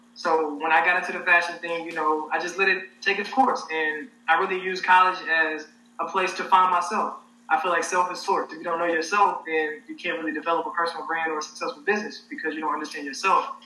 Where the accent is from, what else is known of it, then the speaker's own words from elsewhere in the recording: Helena, Arkansas, United States; moved away as an adult; now in Los Angeles, United States; I'm from Helena, Arkansas, so Southeast Arkansas.